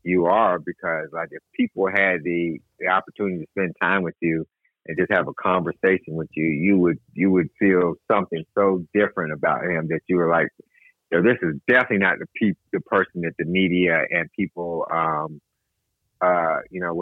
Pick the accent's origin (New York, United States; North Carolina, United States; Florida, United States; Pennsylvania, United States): North Carolina, United States; Greensboro; I'm from Greensboro, North Carolina.